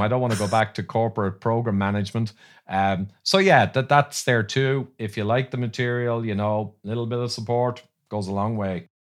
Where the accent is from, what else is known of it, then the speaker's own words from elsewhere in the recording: Ireland; I'm fighting Irish